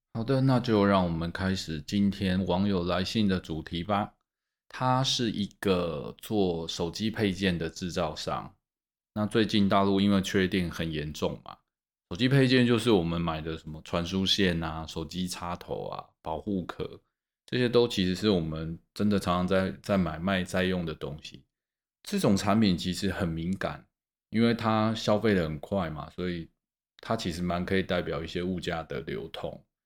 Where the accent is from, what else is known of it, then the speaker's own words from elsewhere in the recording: Taipei, Taiwan; 我们台北人